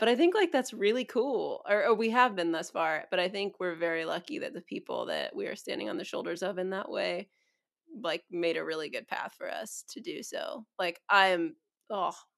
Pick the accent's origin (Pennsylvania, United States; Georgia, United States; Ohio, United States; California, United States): California, United States; San Diego; I was eight when we moved to San Diego from NorCal